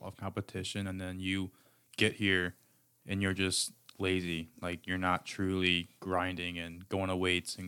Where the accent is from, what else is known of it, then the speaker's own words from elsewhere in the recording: Chicago, Illinois, United States; moved away as an adult; I'm from Chicago, Illinois.